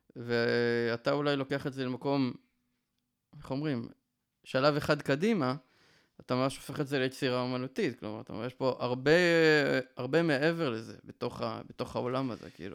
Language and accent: Hebrew; Northern District, Israel; born or raised there; now in Yeruham, Israel